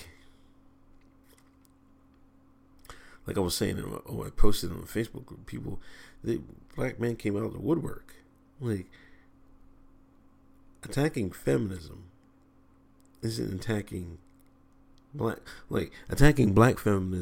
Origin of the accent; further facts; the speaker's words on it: Exton, Pennsylvania, United States; I grew up in Exton, Pennsylvania